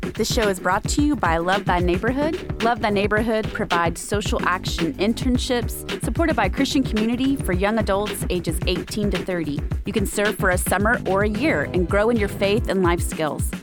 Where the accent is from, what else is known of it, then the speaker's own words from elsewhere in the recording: Texas, United States; I grew up in Texas